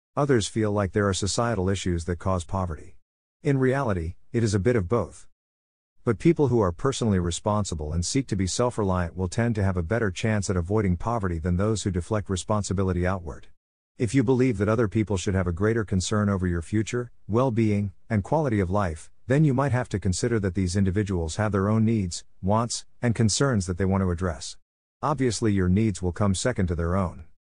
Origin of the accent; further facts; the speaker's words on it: United States; American sports fans